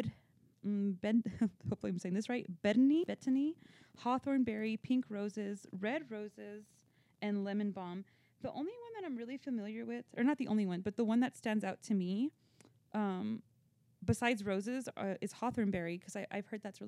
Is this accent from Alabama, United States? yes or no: no; West Texas, United States; I'm from West Texas